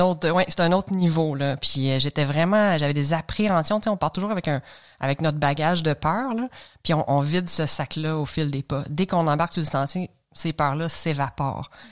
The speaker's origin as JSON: {"language": "French", "town": "L'Assomption", "region": "Quebec", "country": "Canada", "tie": "born or raised there", "said": "De Lanaudière, je viens de l'Assomption. Donc, euh, on avait un chalet à Saint-Zénon, mais euh, je, suis né et j'ai grandi à l'Assomption"}